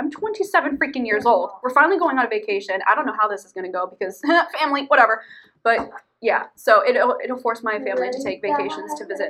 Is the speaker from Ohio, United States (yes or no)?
yes; Ohio, United States; moved away; I'm from Ohio, and in Ohio, there's also a Seneca Lake.